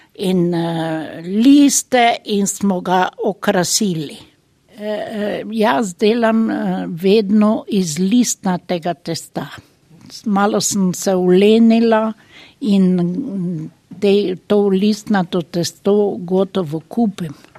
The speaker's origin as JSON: {"language": "Slovenian", "country": "Slovenia", "tie": "born or raised there", "moved": "as an adult", "lives_now": "Germany", "said": "Rojena sem v Sloveniji, živim pa tukaj v Nemčiji."}